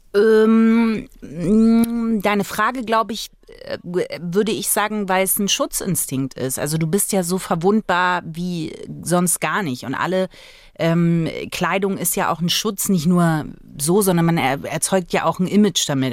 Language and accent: German; Magdeburg, Saxony-Anhalt, Germany; ich bin ja im Osten geboren, also in Magdeburg